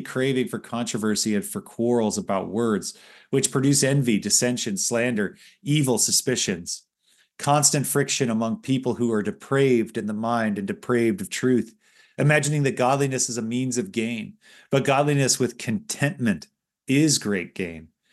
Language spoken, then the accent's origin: English; Los Angeles, California, United States; moved away; growing up in Los Angeles